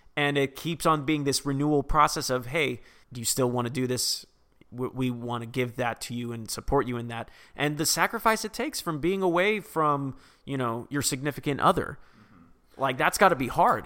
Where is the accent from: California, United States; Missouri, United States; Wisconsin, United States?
California, United States; Vacaville; California, which is my hometown